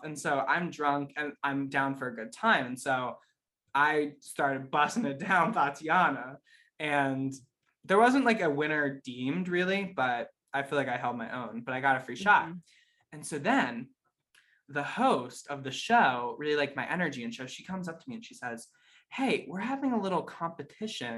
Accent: Pittsburgh, Pennsylvania, United States

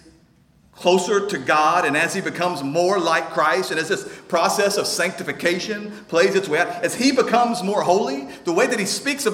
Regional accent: North Shore, Texas, United States; We're close enough to my hometown that some of you know people from North Shore

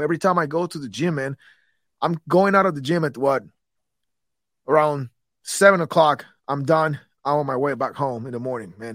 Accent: Guatemala City, Guatemala Department, Guatemala; moved away as an adult; I come from Guatemala

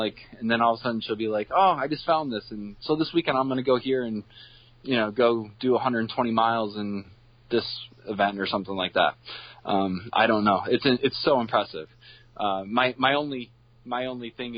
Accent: Binghamton, New York, United States; born and raised in the Binghamton area. I'm a townie

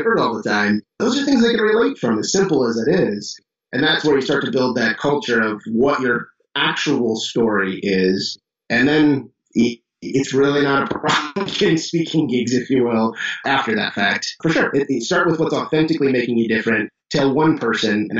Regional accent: Chicago, Illinois, United States; now in Johnson City, United States; I'm from Chicago

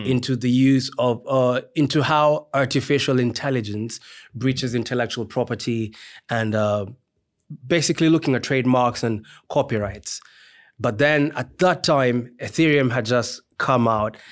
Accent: Kenya; moved away as an adult; also born or lived in Trinidad and Tobago; now in Nottingham, United Kingdom; I'm a Kenyan by birth. So, I, um, did, uh, my degree in psychology in Kenya

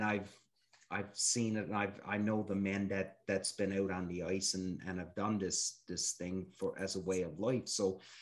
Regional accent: Newfoundland and Labrador, Canada; I'm from Newfoundland, where the seal hunt was such a major way of life

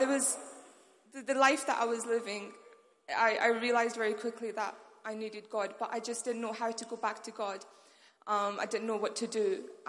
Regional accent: Pakistan; now in Manchester, United Kingdom; I'm from First Love Manchester, but originally I'm from Pakistan.

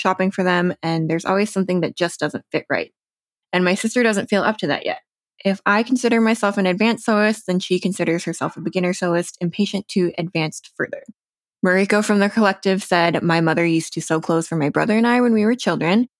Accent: New Jersey, United States; now in Denver, United States; second generation Taiwanese American, born and raised in New Jersey

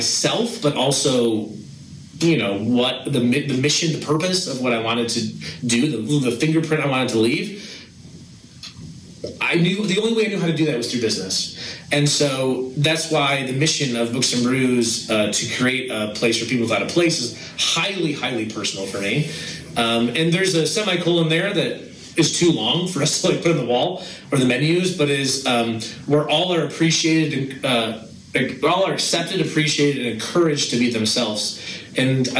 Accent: Northern Michigan, United States; moved away; I grew up in Michigan

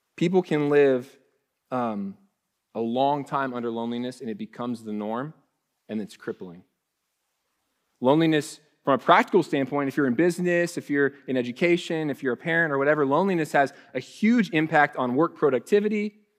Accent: Ohio, United States; moved away as an adult; now in Texas, United States; When I first moved to Texas, um, you know, I, we're from Ohio.

